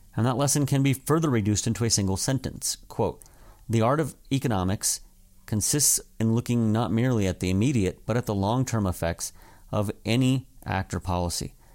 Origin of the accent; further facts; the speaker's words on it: desert Southwest, United States; my hometown